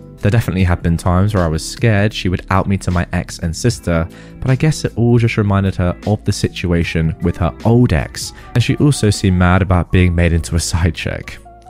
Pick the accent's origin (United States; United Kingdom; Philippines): Philippines; I am Filipina, and this happened in the Philippines. Here, we don't move out until we have kids, and sometimes not even then.